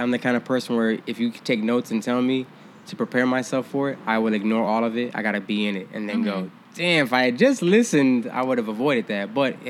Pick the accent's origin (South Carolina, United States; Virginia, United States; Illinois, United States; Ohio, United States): Virginia, United States; But back in the day, y'all from the West Coast, y'all from New York, and y'all from down south. We're from Virginia. Who the fuck gave a damn about Virginia?